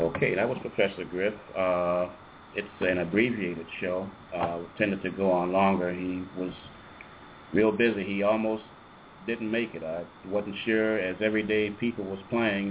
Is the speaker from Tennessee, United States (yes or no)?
no; Chicago, Illinois, United States; moved away; I'm actually from Chicago, and uh, that's where my heart is, actually.